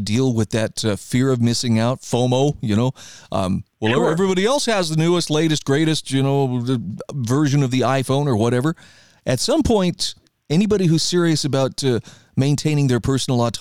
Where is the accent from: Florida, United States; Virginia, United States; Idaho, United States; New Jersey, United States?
Idaho, United States; my home state of Idaho